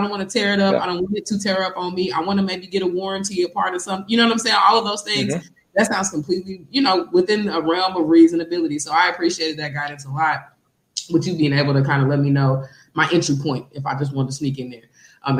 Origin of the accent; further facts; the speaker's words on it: Kansas City, United States; now in San Francisco Bay Area, United States; because I'm from Kansas City, I'm from, you know, the city streets, but they not this city, they not like out here.